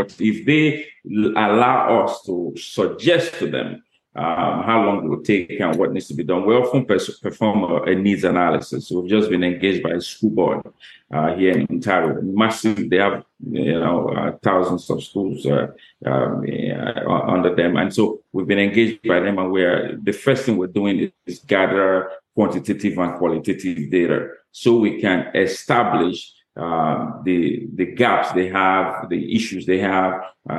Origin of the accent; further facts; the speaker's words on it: Bahamas; now in Canada; that's interesting you say I'm living my dream in Canada because I'm from Bahamas.